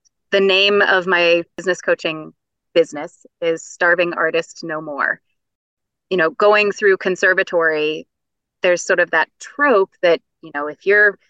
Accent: West Virginia, United States; accent: Appalachian; I grew up in West Virginia and had a bit of an Appalachian accent as I was growing up.

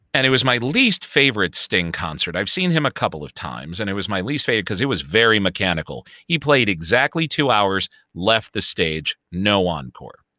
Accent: Chicago, Illinois, United States; accent: Chicago; my Chicago accent

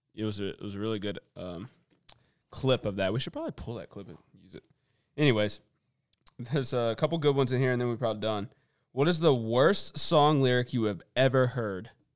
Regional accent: Virginia, United States; I'm from Virginia

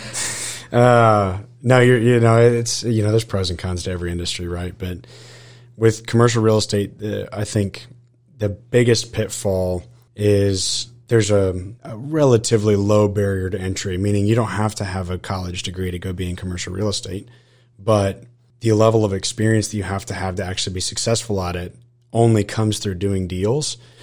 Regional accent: Austin, Texas, United States; now in College Station, United States; I was actually born and raised in Austin, Texas

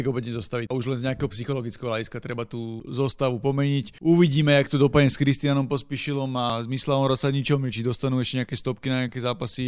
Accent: Slovakia; predsa len sme všetci Slováci

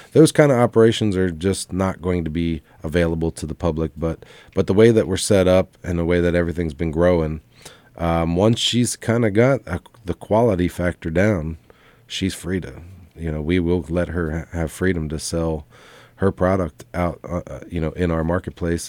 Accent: Lancaster, Pennsylvania, United States; moved away as an adult; now in Southwest Virginia, United States; we're from Lancaster, Pennsylvania

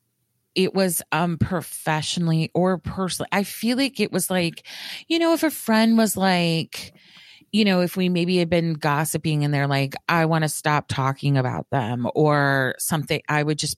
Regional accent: the South, United States

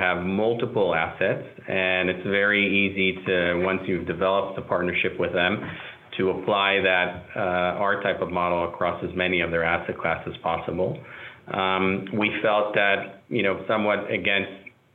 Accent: Israel; moved away; I'm also an immigrant in a sense. I'm originally from Israel

